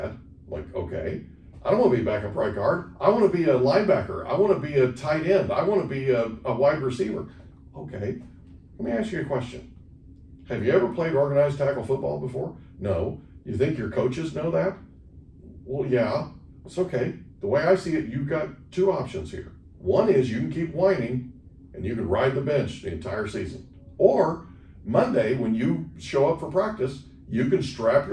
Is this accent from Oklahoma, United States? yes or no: yes; Oklahoma, United States; now in San Diego, United States; I grew up playing it in Oklahoma